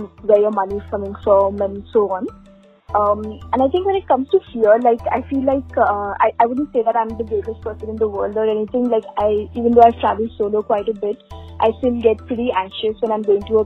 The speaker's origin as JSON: {"language": "English", "town": "Dehradun", "region": "Uttarakhand", "country": "India", "tie": "born or raised there", "also_born_or_lived": "Singapore / Delhi", "moved": "as an adult", "said": "I grew up in Dehradun"}